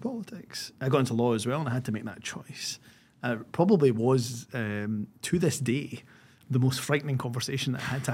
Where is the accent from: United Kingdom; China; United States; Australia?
United Kingdom; Scotland; being from the background in terms of being a Scottish Pakistani, South Asian